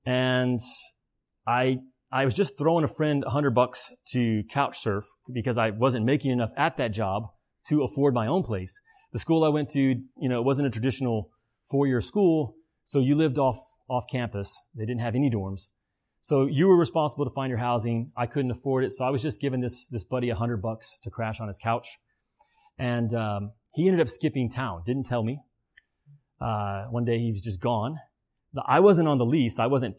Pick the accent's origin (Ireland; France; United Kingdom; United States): United States; the Bible Belt; I grew up in the Bible Belt.